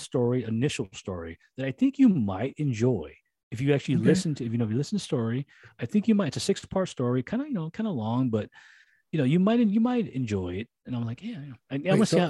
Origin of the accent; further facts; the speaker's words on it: United States; I'm American. I'm not French. I'm American.